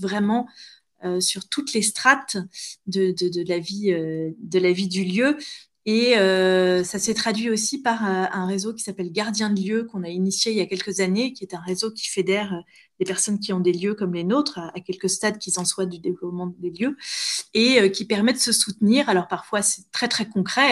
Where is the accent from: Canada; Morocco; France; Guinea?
France; near Honfleur, Normandy; also born or lived in Paris; c'était dans ma région d'origine